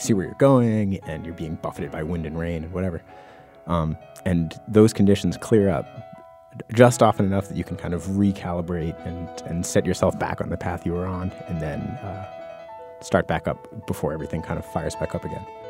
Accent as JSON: {"language": "English", "region": "New England", "country": "United States", "tie": "born or raised there", "said": "I grew up in the Mass, New Hampshire border"}